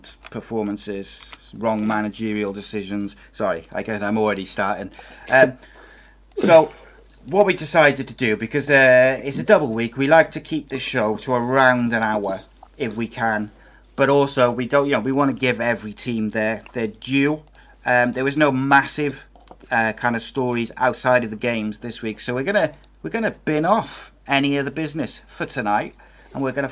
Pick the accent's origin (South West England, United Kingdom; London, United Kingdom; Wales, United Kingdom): Wales, United Kingdom; as a Welshman